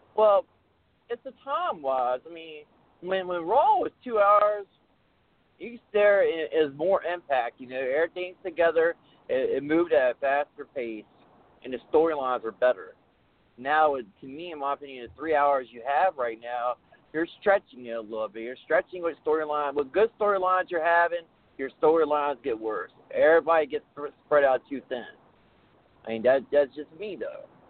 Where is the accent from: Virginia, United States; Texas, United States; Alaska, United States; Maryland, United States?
Virginia, United States; Richmond; I'm from Richmond, Virginia